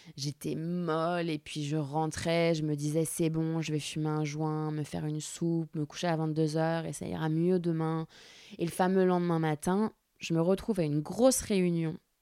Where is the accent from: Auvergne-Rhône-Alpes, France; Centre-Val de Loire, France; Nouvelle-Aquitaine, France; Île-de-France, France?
Centre-Val de Loire, France; Orléans; J'ai grandi à Orléans, la source où j'habitais avec ma maman